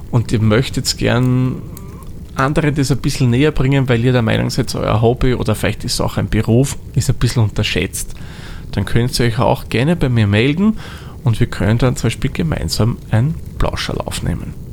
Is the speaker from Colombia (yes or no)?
no; Austria; now in Vienna, Austria; eigentlich meine Heimat ist nicht jetzt Wien, sondern ich bin gebürtig aus einer anderen Gegend von Österreich. Genauer gesagt komme ich aus dem hohen Norden Österreic